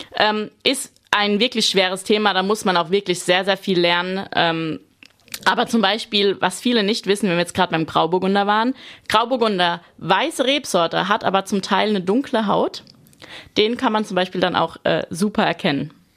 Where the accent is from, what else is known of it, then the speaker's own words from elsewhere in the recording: Rhineland-Palatinate, Germany; als ich klein war, ein paar Rebzeilen bei uns im Garten vom Opa und vom Uropa